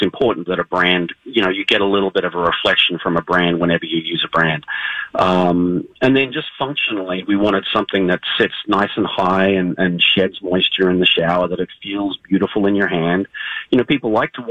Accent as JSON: {"language": "English", "country": "Australia", "tie": "born or raised there", "moved": "yes", "lives_now": "Minnesota, United States", "said": "I'm from Australia. I grew up next to the beach."}